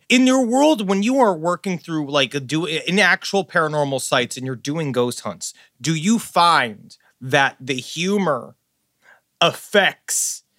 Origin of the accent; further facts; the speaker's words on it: New York City, New York, United States; I grew up in Queens, and there was a very big influx of their Haitian people had moved into my neighborhood.